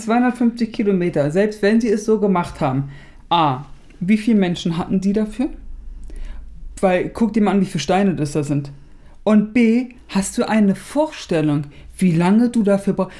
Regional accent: Berlin, Germany; wir sind Berliner

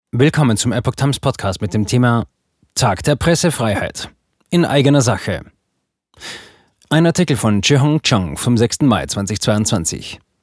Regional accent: China; now in Germany; als Chinesin, die seit über 25 Jahren in Deutschland lebt

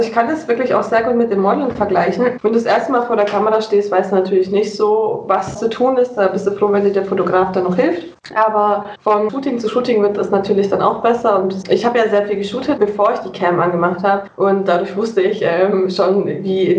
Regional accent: near Munich, Bavaria, Germany; Also ich komme, wie gesagt, aus Bayern, Nähe München.

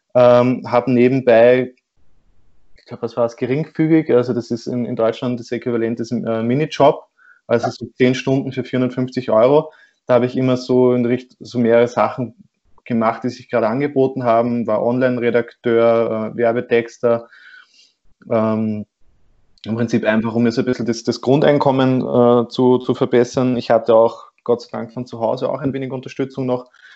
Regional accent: Austria; bei uns in Österreich

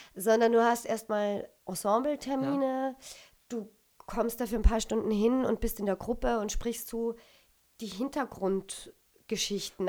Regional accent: Austria; moved away as an adult; also born or lived in Düsseldorf / Berlin; wir Österreicher

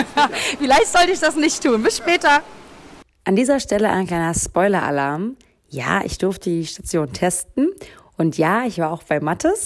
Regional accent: Rathenow, Brandenburg, Germany; Ich komme aus Rathenow

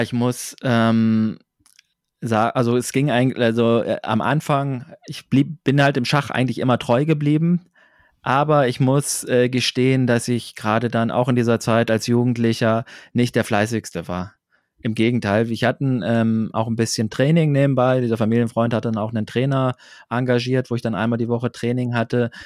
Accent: Braunschweig area, Lower Saxony, Germany; ich bin auf dem Dorf aufgewachsen, im Großraum Braunschweig

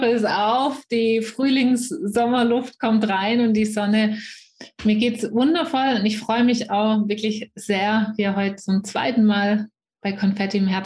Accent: near Stuttgart, Swabia, Baden-Württemberg, Germany; accent: Swabian; ihr werdet schnell hören, wenn ihr es nicht schon gehört habt. Ich komme aus der Nähe von Stuttgart, also aus dem Schwabenland

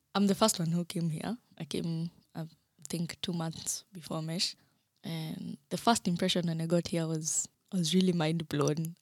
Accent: Kenya; moved away as an adult; now in Germany; I am Kenyan by birth.

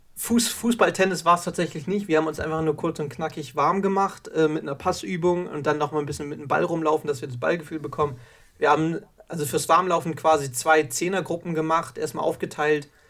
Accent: Baden-Württemberg, Germany; bei uns in Baden-Württemberg

